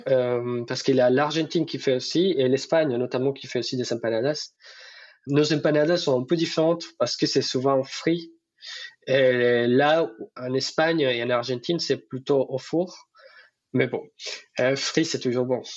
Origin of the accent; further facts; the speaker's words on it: Bucaramanga, Santander, Colombia; French is a second language; moved away as an adult; now in France; Chez moi, à Bucaramanga